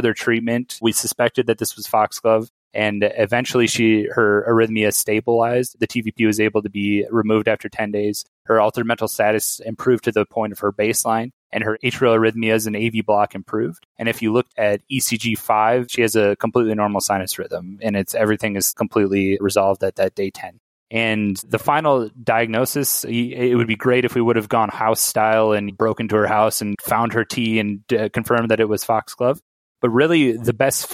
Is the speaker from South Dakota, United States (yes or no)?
yes; South Dakota, United States; moved away as an adult; now in Chicago, United States; I'm from South Dakota, so didn't really have great ties to Chicago